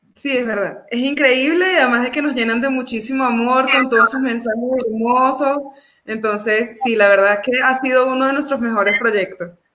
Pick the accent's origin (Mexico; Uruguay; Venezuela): Venezuela; now in Colombia; nosotros los venezolanos